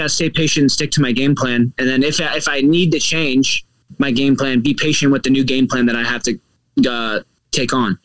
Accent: Kansas City, Missouri, United States; now in South Florida, United States; I'm from Kansas City, not St. Louis. I love St. Louis, but Kansas City is my actual hometown.

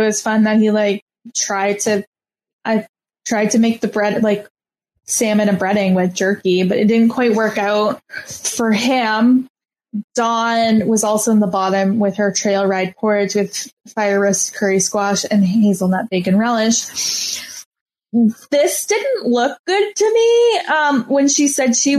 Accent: Canada; I'm Canadian

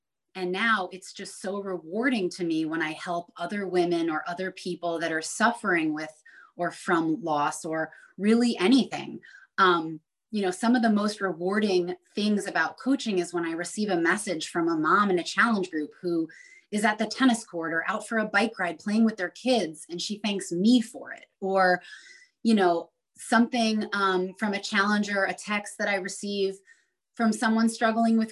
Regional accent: Long Island, New York, United States; moved away; growing up on Long Island in New York on the water and now living on the lake

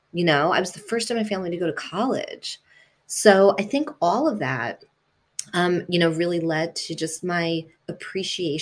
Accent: New York, United States; first language Italian; English is a second language; also born or lived in Italy; I was born in Italy, and my parents moved to New York when I was two

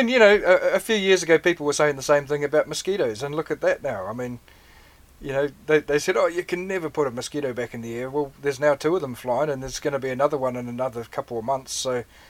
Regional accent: New Zealand

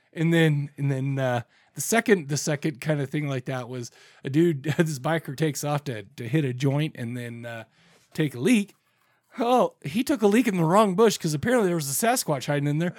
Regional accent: Farmington, Utah, United States; We grew up in Farmington, Utah.

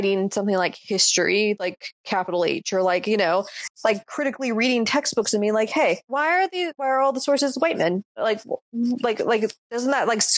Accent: the South, United States; I'm from the South

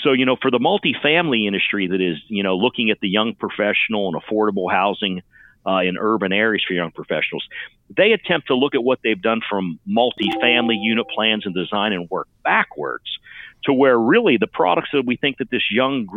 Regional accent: northern panhandle of West Virginia, United States; now in Austin, United States; I grew up in the very northern panhandle of West Virginia, the son and grandson of steelworkers

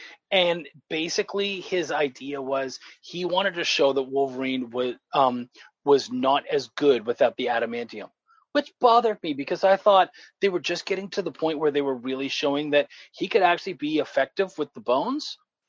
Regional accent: Canada; moved away; I am a short, hairy Canadian. Like, I'm originally from Canada, moved down here

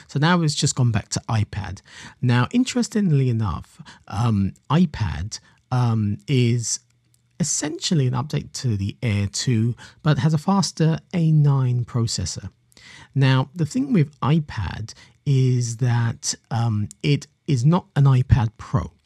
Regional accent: London, United Kingdom; I'm a Londoner myself

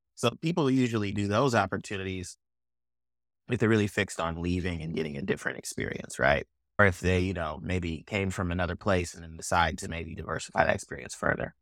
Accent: Oakland, California, United States; also born or lived in Chicago; now in Kansas City, United States; I grew up in Oakland in the tail end of the early two thousands

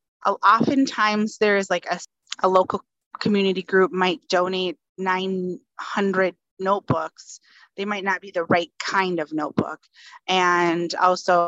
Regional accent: Northern Minnesota, United States; also born or lived in Fargo, North Dakota; I'm originally from Northern Minnesota

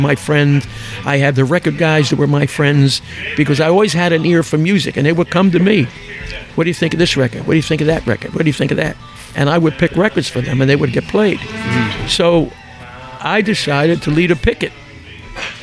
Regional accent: Philadelphia, Pennsylvania, United States; I'm from South Philly.

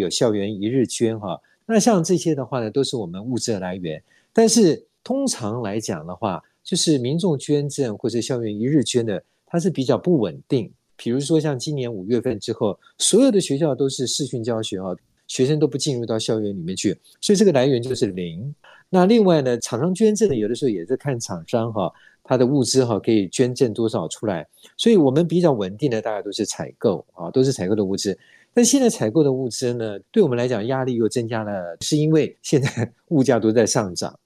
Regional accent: Taiwan; 是因为我们台湾人都很有爱心

